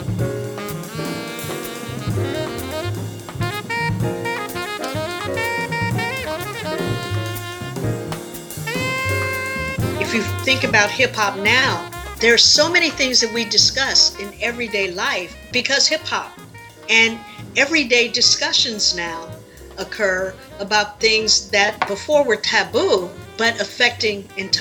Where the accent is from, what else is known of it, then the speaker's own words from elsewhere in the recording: Chicago, Illinois, United States; I'm not from a country, I'm from Chicago.